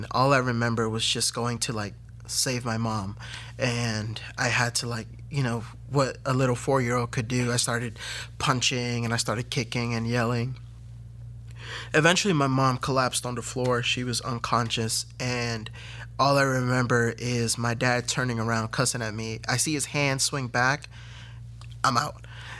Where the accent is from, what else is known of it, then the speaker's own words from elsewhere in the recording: Fairfax, Virginia, United States; I am originally from Fairfax, Virginia, born of Hispanic parents. My parents are both El Salvadorian.